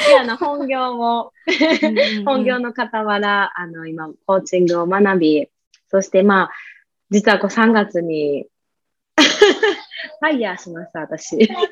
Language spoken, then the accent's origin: Japanese; Kansai, Japan